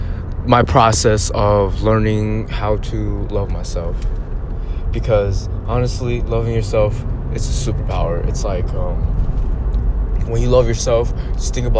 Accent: United States; just being Asian American, going through school

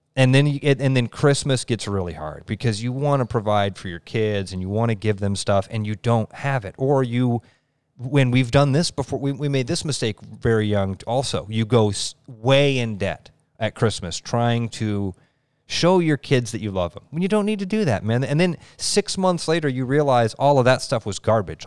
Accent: Pleasant Hill, United States; when I was growing up in Pleasant Hill, I grew up in an awesome community

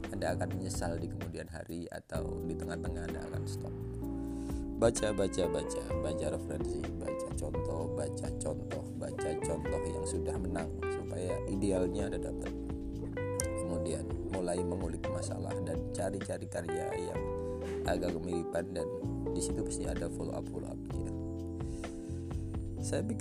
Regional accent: Lamongan, East Java, Indonesia; saya dari Lamongan

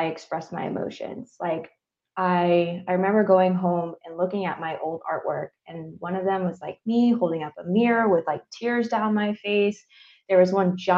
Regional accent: Northeast, United States; moved away; I'm from the Northeast.

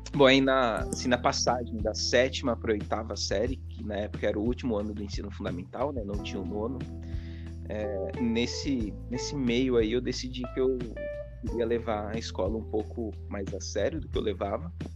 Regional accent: Hortolândia, São Paulo, Brazil; eu morei em dois bairros em Hortolândia

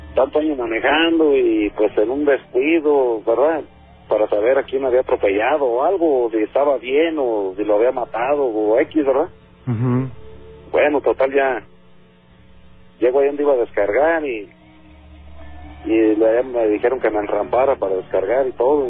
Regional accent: Zamora, Michoacán, Mexico; soy de Zamora, Michoacán

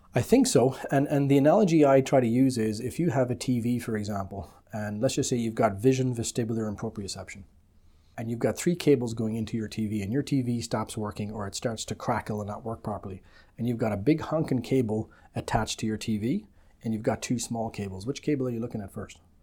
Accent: Ireland; moved away as an adult; also born or lived in United Kingdom / London; now in Canada; I'm originally from the Republic of Ireland

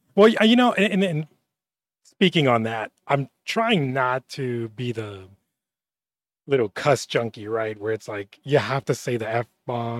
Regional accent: Laredo, Texas, United States; also born or lived in Austin; I'm from Laredo

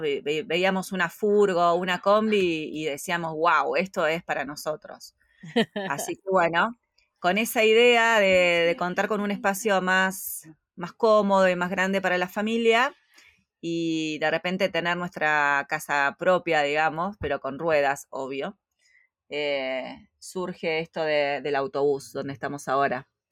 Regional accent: Argentina; moved away as an adult; nosotros salimos de Argentina

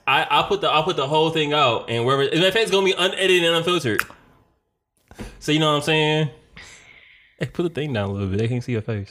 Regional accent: Detroit, Michigan, United States; I was born in Detroit, Michigan, uh, nineteen eighty-eight.

